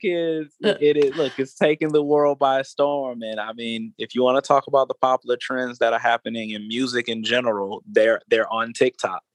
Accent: Atlanta, Georgia, United States; I am an Atlanta native. That's something that I'm super proud of. Born and raised in Atlanta

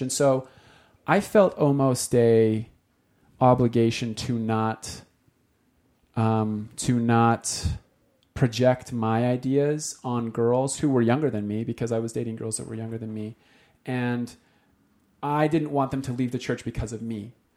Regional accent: Utah, United States; moved away; we came from Utah

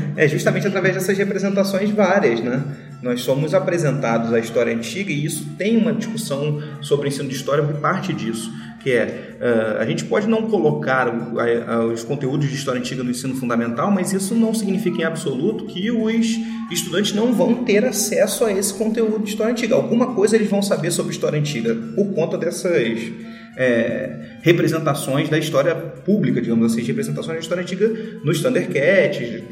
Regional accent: Brazil; Nós, nós nascemos brasileiros, nós somos brasileiros pelo lugar que a gente nasceu

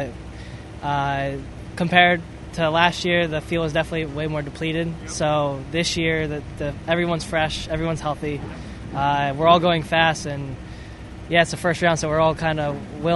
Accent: East Coast, United States; growing up on the East Coast

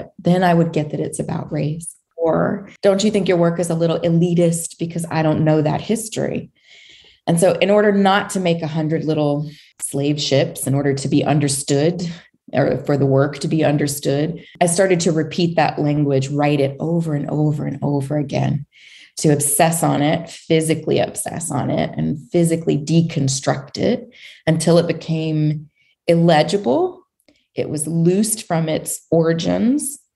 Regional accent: Montgomery, Alabama, United States; I grew up in Montgomery, Alabama

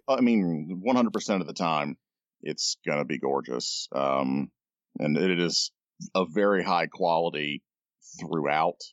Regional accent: United Kingdom; I'm British

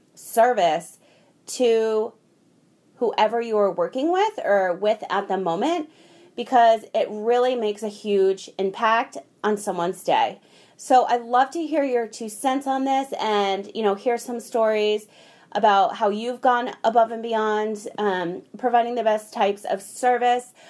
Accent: United States

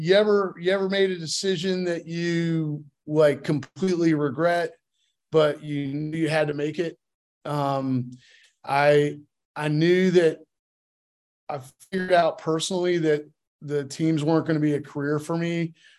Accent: Connecticut, United States; also born or lived in California; Kind of all over. I was a military brat, but spent most of my formative years in Connecticut and but was born in California.

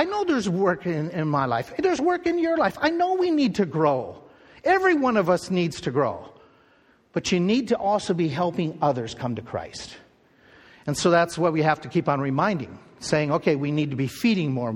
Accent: Midwest, United States; growing up in the Midwest.

